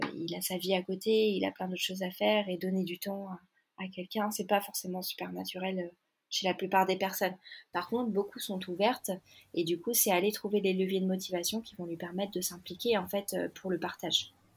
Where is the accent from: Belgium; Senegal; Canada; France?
France; Annecy, Auvergne-Rhône-Alpes; moved away; je suis arrivée, moi, euh, retour dans ma ville natale après dix ans